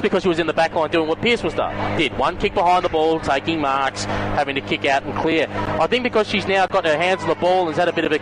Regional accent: Melbourne, Victoria, Australia; I grew up in Broadmeadow

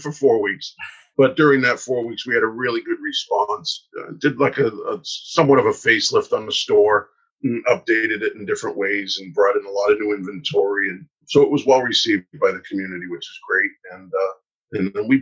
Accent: Newburyport, Massachusetts, United States; I grew up on the North Shore up in Newburyport

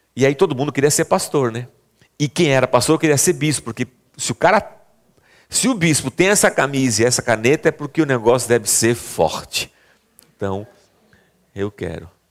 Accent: Barbacena, Minas Gerais, Brazil; moved away; Quando era criança pequena lá em Barbacena, chamava gasofilácio

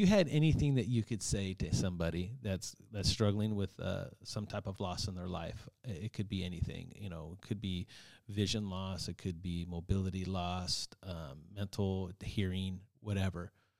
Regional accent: Gilroy, California, United States; Shout out to San Jose. Yeah, that's where I'm from. I'm from Gilroy, San Jose area.

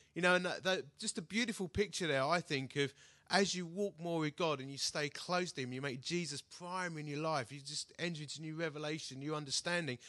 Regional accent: United Kingdom; I'm such a British bloke

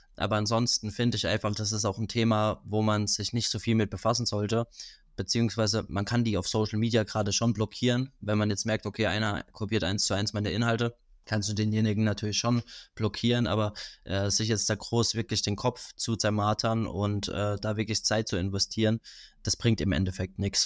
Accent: Rhineland-Palatinate, Germany; aus der Pfalz, da wo ich herkomme

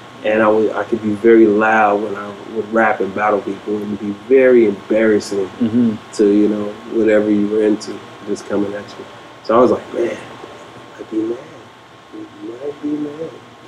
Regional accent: Pittsburgh, Pennsylvania, United States; most times I just say I'm from Pittsburgh

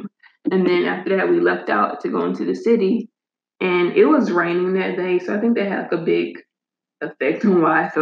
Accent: United States; I'm just an American who doesn't know how to pronounce things

